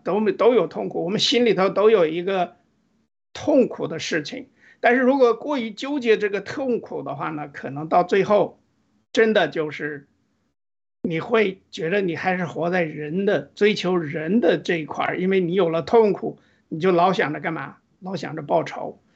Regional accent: Northeast China, China; 因为我是东北人

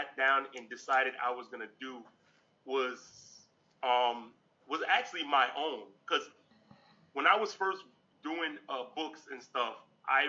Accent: New York City, New York, United States; I was born in Brooklyn, New York. Actually, I'm still in my old neighborhood. So, what's crazy is, I grew up in Brooklyn

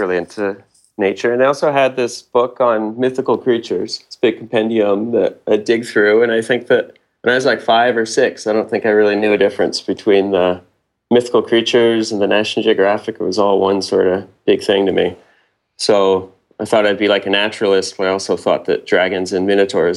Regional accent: Belleville, Ontario, Canada; I was born in 81, 2 hours outside of Toronto, a city called Belleville

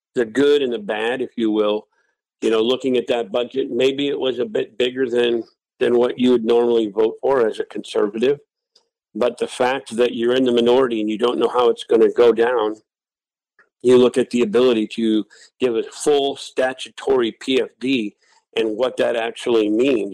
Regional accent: Wasilla, Alaska, United States; also born or lived in Anchorage, Alaska / Ellendale, North Dakota; I was born in Anchorage. And I moved to Wasilla when I was nine years old and I've been here ever since. So I was raised in the valley, uh, lifelong Alaskan.

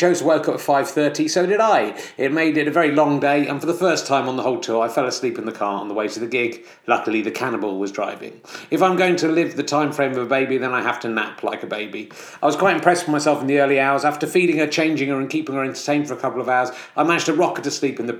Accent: Somerset, South West England, United Kingdom; I'm from Somerset

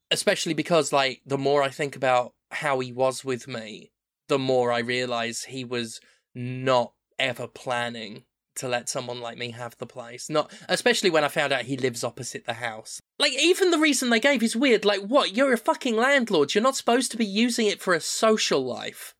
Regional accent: United Kingdom; moved away as an adult; also born or lived in United States; I'm a white British person

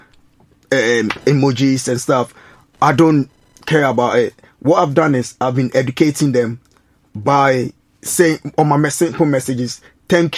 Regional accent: Ghana; also born or lived in Reading / Huntingdon; now in United Kingdom; I'm from Ghana, right? When I was in Ghana, I was learning about British heritage

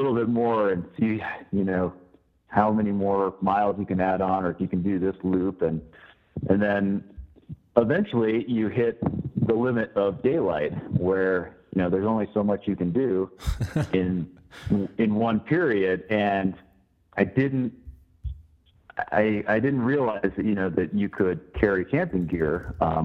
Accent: Salt Lake City, Utah, United States; I grew up in Salt Lake City

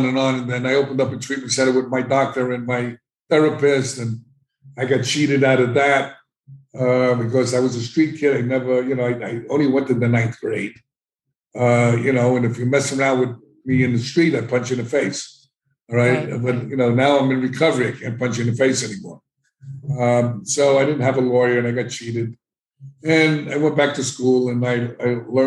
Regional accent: New York City, New York, United States; I grew up in the South Bronx

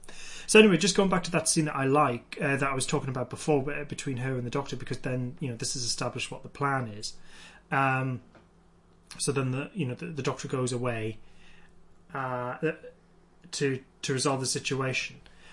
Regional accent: United Kingdom; Yeah, being British, it was just like, why are they reacting so weirdly to the rain, freaks?

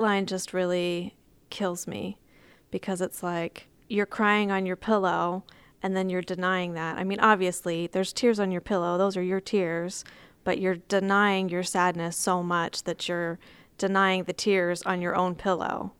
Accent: Texas, United States; I'm from Texas, and so we have Texas history in Texas

